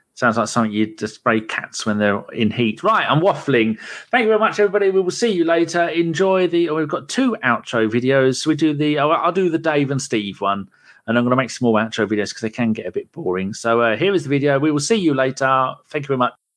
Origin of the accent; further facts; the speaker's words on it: London, United Kingdom; moved away; I'm born in London. I was born in London